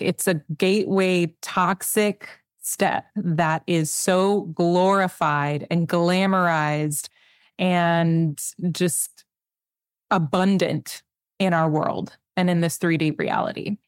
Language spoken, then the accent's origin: English; McAllen, Texas, United States; I'm from South Texas. I'm from McAllen. I'm from the Valley